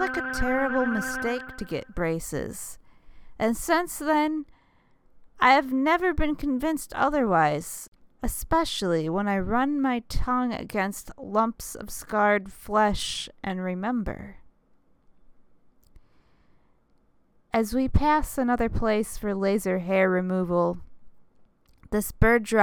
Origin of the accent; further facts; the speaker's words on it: Midwest, United States; now in Miami, United States; I grew up in the Midwestern suburbs